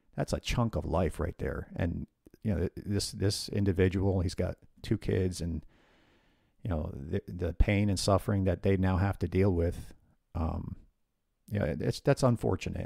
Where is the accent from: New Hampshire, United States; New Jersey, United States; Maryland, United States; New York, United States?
New Jersey, United States; northern; we grew up in the northern part of New Jersey